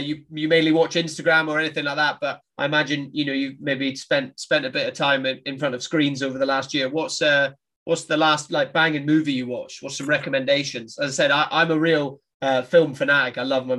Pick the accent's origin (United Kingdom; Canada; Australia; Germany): United Kingdom; 11 miles east of Inverness, Highlands of Scotland; I'm a Highlander. I'm a Scotsman. I grew up in the Highlands of Scotland.